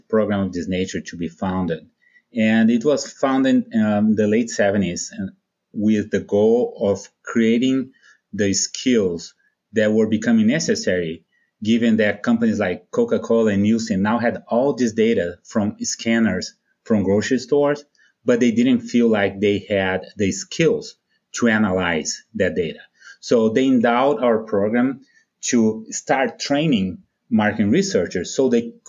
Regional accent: Brazil; moved away as an adult; now in United States; When your audience hears me, they might be thinking, based on my accent, that I'm from Mississippi or Alabama. I'm actually from Brazil

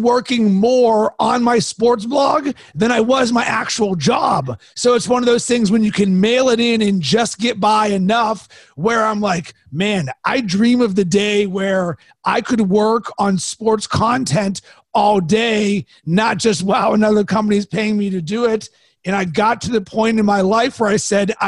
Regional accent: Pittsburgh, Pennsylvania, United States; I am from Pittsburgh

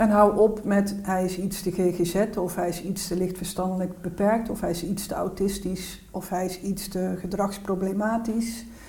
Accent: North Brabant, Netherlands; ik kom uit Noordoost-Brabant

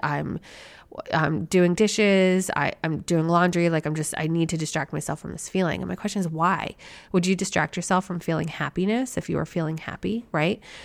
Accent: Philadelphia, Pennsylvania, United States; born and bred a Phillies fan growing up in the Philadelphia area.

